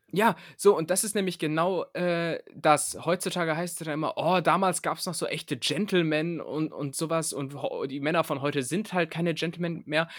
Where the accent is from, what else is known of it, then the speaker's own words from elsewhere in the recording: Lower Saxony, Germany; now in Berlin, Germany; ich komme ja, ich ja aus Niedersachsen